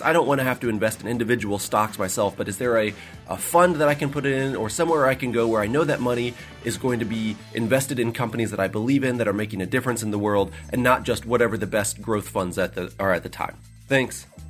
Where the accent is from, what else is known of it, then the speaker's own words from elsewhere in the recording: Kansas City, Missouri, United States; also born or lived in Lexington, Kentucky; I'm from Kansas City, Missouri, although I was actually born in Lexington